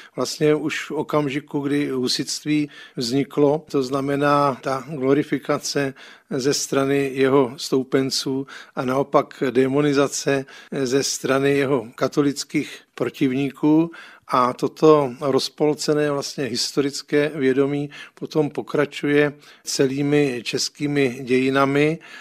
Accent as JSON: {"language": "Czech", "region": "Prague", "country": "Czechia", "tie": "born or raised there", "said": "jako malý kluk jsem vyrůstal na Žižkově"}